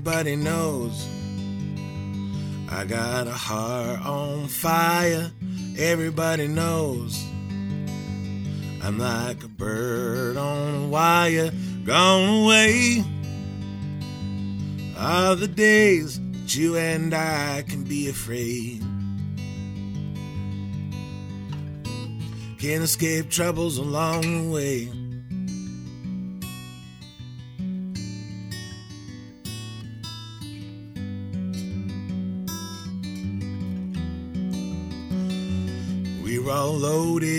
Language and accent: English; Lewiston, Idaho, United States; also born or lived in Portland, Oregon / Atlanta; now in Astoria, United States; I grew up in Lewiston